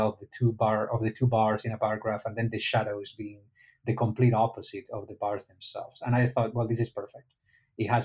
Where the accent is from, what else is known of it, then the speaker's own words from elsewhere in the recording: Spain; now in Miami, United States; I'm from Spain, not from Egypt